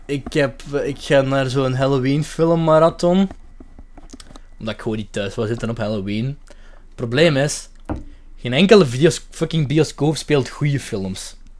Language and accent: Dutch; Limburg, Flanders, Belgium; ik ben van Limburg